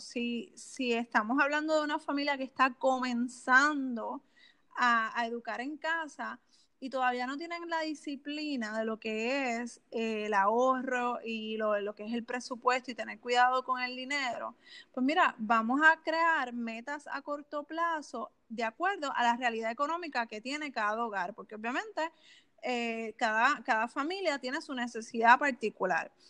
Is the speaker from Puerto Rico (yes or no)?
yes; Canóvanas, Puerto Rico; Pues yo soy de Canóvanas, Puerto Rico.